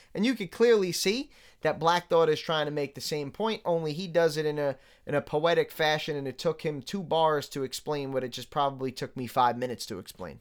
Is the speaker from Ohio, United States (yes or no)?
no; New York City, New York, United States; moved away; I grew up in New York City